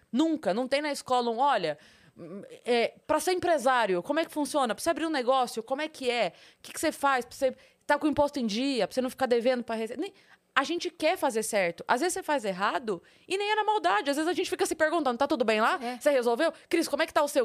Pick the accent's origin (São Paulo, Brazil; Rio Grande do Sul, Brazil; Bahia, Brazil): São Paulo, Brazil; Sorocaba; eu sou de Sorocaba